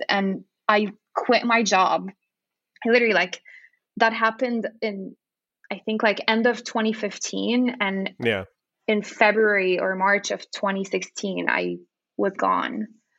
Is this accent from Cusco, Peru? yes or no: no; Lima, Peru; at the time when I was growing up in Lima, there was zero nonprofits that supported animals.